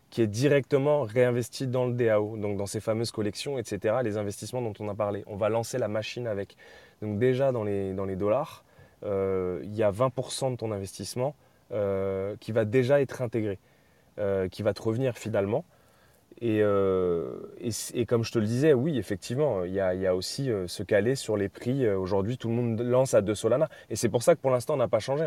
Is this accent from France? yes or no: yes; France; en tant que Français